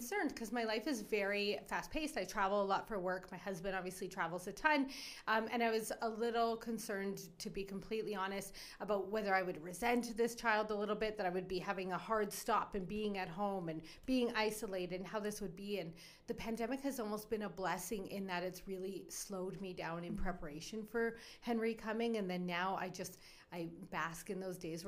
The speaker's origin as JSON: {"language": "English", "town": "Edmonton", "region": "Alberta", "country": "Canada", "tie": "born or raised there", "also_born_or_lived": "Cornwall, Ontario", "moved": "as an adult", "lives_now": "Calgary, Canada", "said": "I moved west to Edmonton when I was 9"}